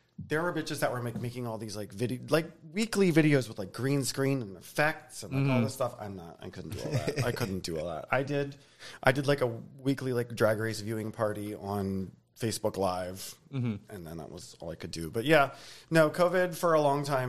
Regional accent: Baltimore, Maryland, United States; moved away as an adult; now in Philadelphia, United States; I grew up in Baltimore area

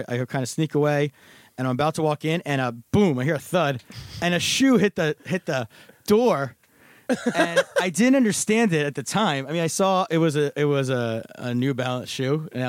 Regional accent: Pennsylvania, United States; now in New York, United States; I'm from Pennsylvania.

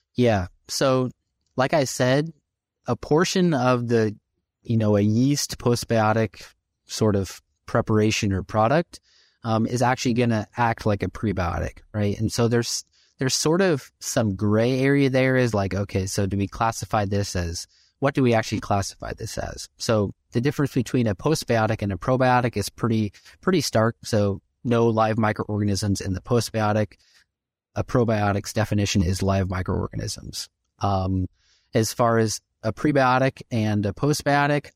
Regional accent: Illinois, United States; moved away; I grew up in Illinois

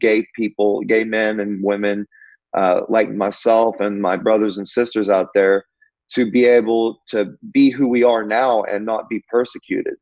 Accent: Pauls Valley, Oklahoma, United States; I've lived in Oklahoma all my life

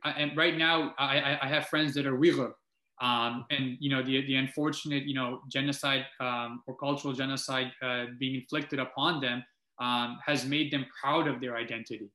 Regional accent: Multan, Punjab, Pakistan; now in Canada; I was born in Multan, Pakistan, um, which I can't shed away. And now here I am as a Canadian

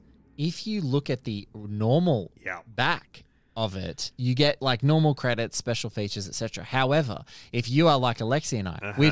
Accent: Central Coast, New South Wales, Australia; I grew up on the Central Coast in New South Wales

